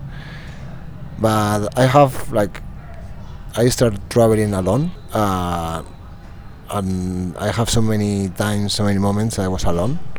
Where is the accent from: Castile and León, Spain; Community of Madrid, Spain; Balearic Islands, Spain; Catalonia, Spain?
Castile and León, Spain; Soria; English is a second language; moved away; always home is when I grew up. It's Soria, it's my hometown in Spain